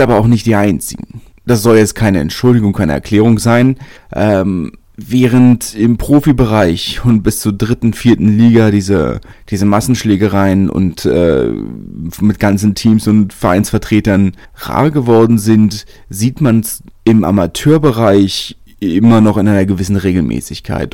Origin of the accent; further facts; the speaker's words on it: Berlin, Germany; als Großstädter, als Berliner